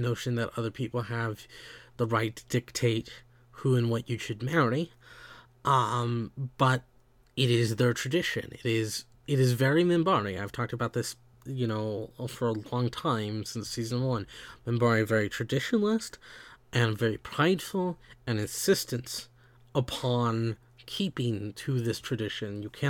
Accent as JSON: {"language": "English", "region": "the South", "country": "United States", "tie": "born or raised there", "said": "I grew up in the South, in the United States. I have certain things that are symbolic of my upbringing, but I don't act like every other Southerner"}